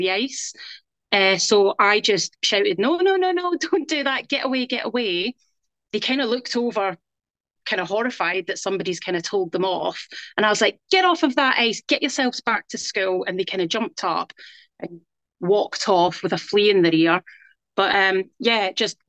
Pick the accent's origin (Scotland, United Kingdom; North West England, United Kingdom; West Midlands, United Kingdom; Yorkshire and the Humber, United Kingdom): Scotland, United Kingdom; west coast of; now in South East England, United Kingdom; I'm from Scotland, I'm from the west coast of Scotland